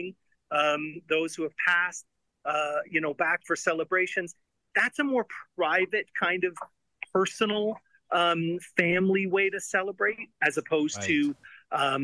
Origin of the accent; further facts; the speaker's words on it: Canada; I'm a Canadian, not a Mexican.